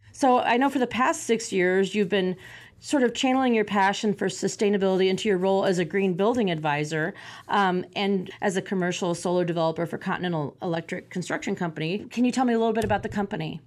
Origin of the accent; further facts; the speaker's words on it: Champaign, Illinois, United States; my hometown for Champaign Urbana.